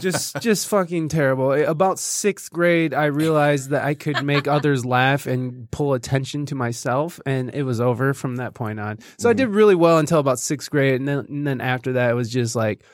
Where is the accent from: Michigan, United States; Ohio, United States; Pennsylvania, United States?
Michigan, United States; Jasper; also born or lived in Oregon; No, actually, I was born in Oregon, mm-hmm. and then I actually grew up in Michigan, but it was in this real fancy place called Jasper, Michigan.